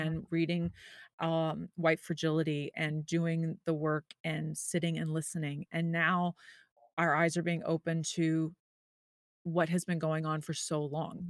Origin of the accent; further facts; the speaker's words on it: the South, United States; I grew up in the South